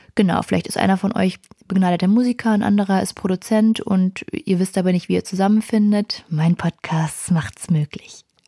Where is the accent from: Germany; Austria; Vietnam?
Germany; Berlin; Ich komme aus Berlin